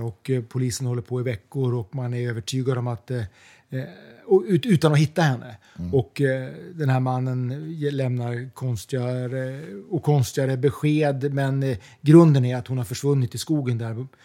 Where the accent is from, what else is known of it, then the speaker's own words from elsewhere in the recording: Umeå, Västerbotten County, Sweden; moved away as an adult; now in London, United Kingdom; Jag är uppvuxen i Umeå. Ja. Bodde där mellan jag var 1 och 20 år ungefär.